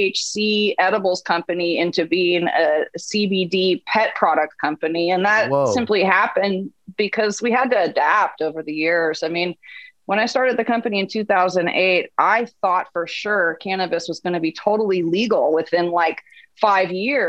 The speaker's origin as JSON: {"language": "English", "region": "Northern California", "country": "United States", "tie": "born or raised there", "also_born_or_lived": "New York / San Francisco", "moved": "as an adult", "said": "I grew up in Northern California"}